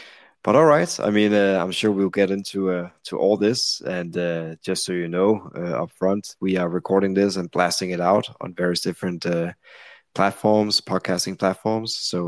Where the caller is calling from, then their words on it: Copenhagen, Capital Region of Denmark, Denmark; I'm sitting here in Copenhagen, in Denmark.